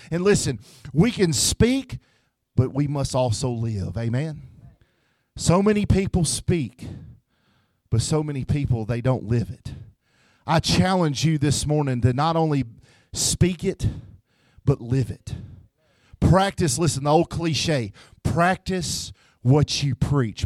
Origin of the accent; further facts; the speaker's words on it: Memphis, Tennessee, United States; moved away; I'm from Tennessee, so if you hear the word ain't and y'all, uh, that's what's wrong with me. I'm from Memphis, Tennessee